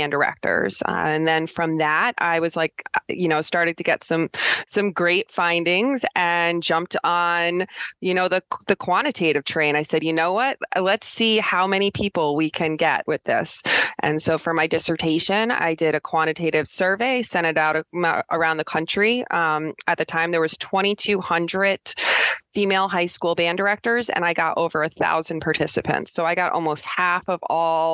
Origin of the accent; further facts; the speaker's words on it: Connecticut, United States; moved away as an adult; now in Utah, United States; I'm from Connecticut.